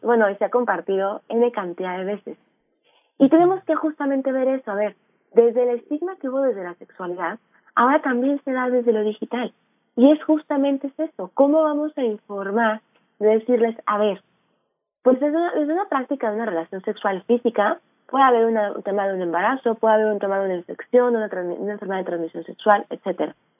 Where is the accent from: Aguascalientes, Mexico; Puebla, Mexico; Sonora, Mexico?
Aguascalientes, Mexico; yo soy de Aguascalientes